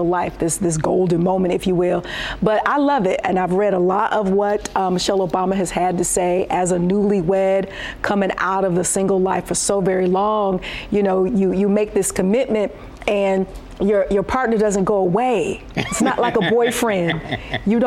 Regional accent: Detroit, Michigan, United States; I'm a heathen from Detroit

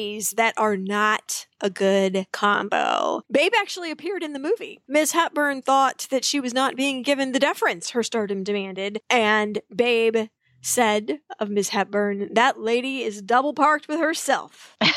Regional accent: Wichita, Kansas, United States; my hometown of Wichita, Kansas

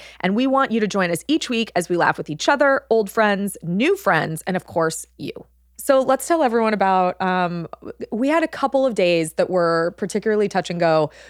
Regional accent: California, United States; moved away; Growing up in California, I'm like, it's just always warm.

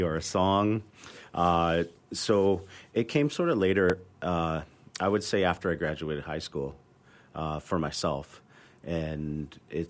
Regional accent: North Vancouver, British Columbia, Canada; I grew up in Oslohon Village in North Vancouver, part of the Squamish Nation

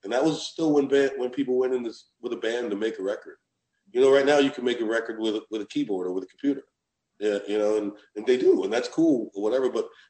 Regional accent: Southern United States, United States; And I'm so proud of being a Southerner that made it even more cool.

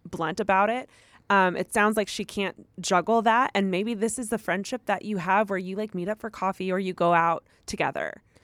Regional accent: United States; I'm from the United States

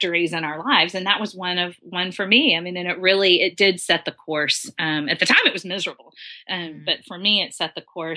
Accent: Dallas, Texas, United States; I grew up smack dab in the middle of Dallas

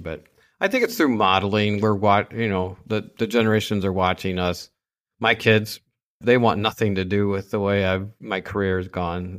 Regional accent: Saginaw, Michigan, United States; the nice little neat family growing up in Saginaw, Michigan

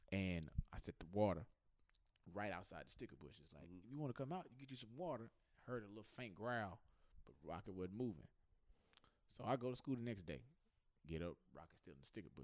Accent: Houston, Texas, United States; I'm from Houston

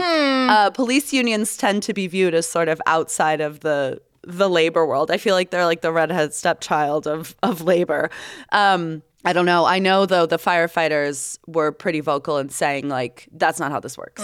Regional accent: Tampa, Florida, United States; now in Utah, United States; My hometown

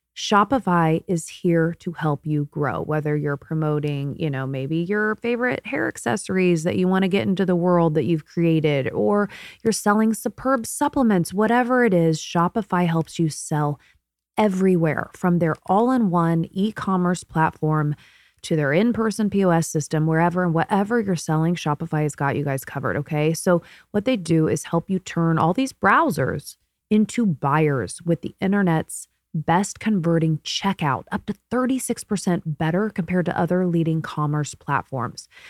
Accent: Martinsville, Indiana, United States; moved away; I am born and raised in Indiana.

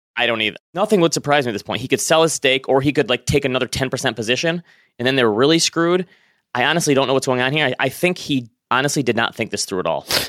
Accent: Northern Michigan, United States; moved away; I'm originally from Northern Michigan.

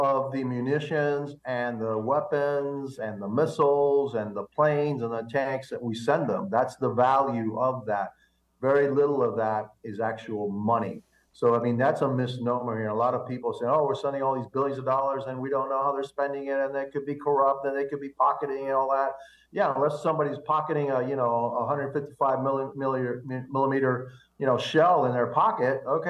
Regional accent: Cuba; now in United States; Remember, I came from Cuba, and the Russian government helped keep my people, still is helping keep the Cuban people under the yoke of communism.

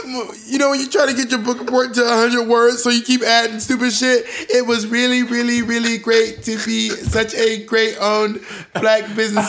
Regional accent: the South, United States; also born or lived in Georgia / Alabama; now in New York City, United States; Growing up in the South

